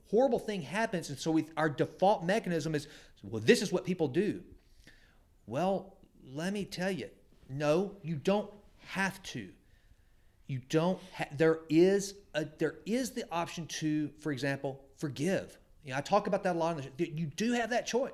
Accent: Sulphur Springs, Texas, United States; I grew up in First Baptist Church, Sulphur Springs, Texas

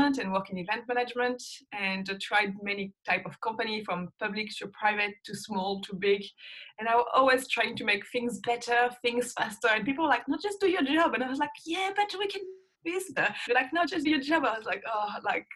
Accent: France; moved away as an adult; also born or lived in Mexico; now in Sydney, Australia; I used to live in France. So I've been out of France for like almost more than a third of my life

